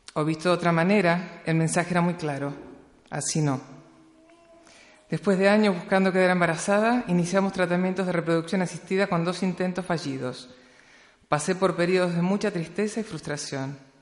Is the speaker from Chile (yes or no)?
no; Patagonia, Argentina; nací en la Patagonia en el año 1966